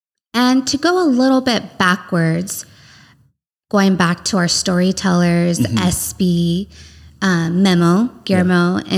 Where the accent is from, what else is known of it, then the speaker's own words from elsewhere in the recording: San Diego, California, United States; we're from here.